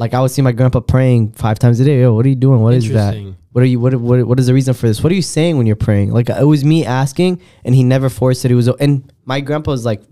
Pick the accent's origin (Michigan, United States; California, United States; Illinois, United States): Illinois, United States; Rockford; I grew up in Rockford